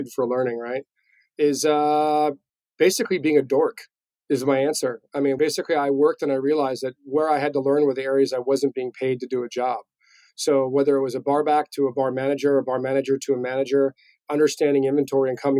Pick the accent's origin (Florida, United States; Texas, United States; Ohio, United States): Florida, United States; moved away as an adult; also born or lived in New York; I grew up in Florida, did all the chain restaurants